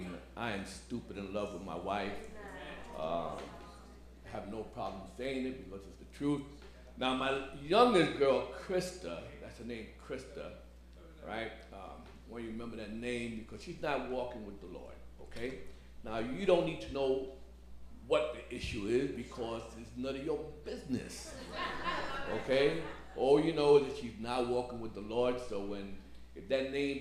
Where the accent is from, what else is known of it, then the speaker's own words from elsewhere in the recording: New York City, New York, United States; now in Staten Island, United States; I'm a Brooklyn boy. Born and raised in Brooklyn.